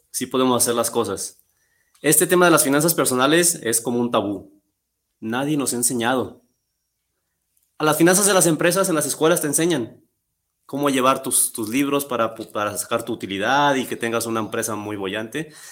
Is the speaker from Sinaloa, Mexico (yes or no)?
no; Guadalajara, Jalisco, Mexico; soy de aquí de Guadalajara, soy deportista desde los siete años